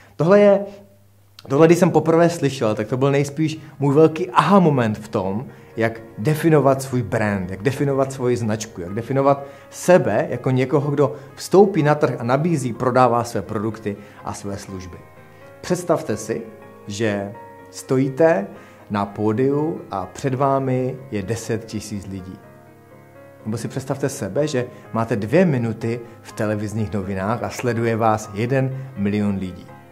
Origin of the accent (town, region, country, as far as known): Czechia